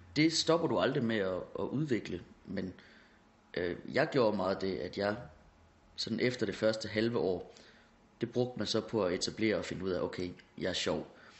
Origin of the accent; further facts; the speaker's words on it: Hårby, Central Denmark Region, Denmark; moved away; also born or lived in Aarhus / Copenhagen; jeg er fra Hårby